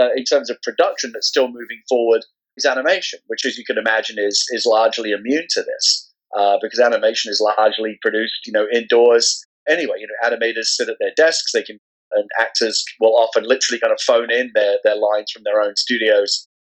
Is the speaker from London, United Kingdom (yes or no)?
yes; London, United Kingdom; moved away as an adult; now in San Francisco, United States; I'm originally from London, England. I was born there back in 1972.